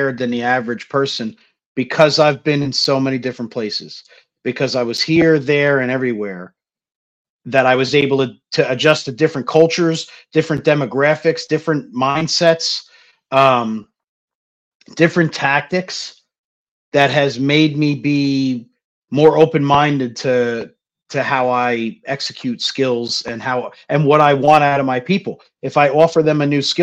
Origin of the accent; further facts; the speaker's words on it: New Jersey, United States; moved away; I grew up in Jersey, you know, like, Jersey is as political as it gets